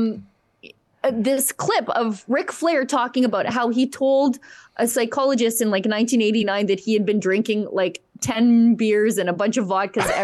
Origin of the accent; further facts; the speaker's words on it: Alberta, Canada; I'm from Alberta